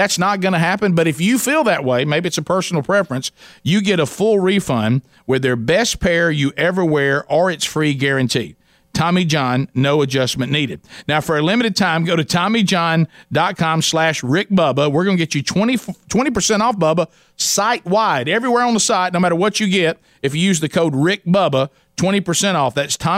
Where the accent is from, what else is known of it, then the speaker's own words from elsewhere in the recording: the South, United States; We're all from the South. Summers can be brutal.